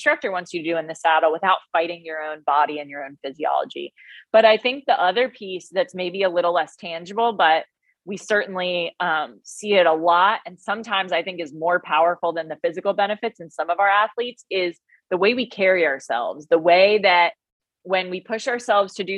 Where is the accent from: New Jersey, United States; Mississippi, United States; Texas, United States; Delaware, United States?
New Jersey, United States; now in North Carolina, United States; I'm Italian. So I'm an Italian from New Jersey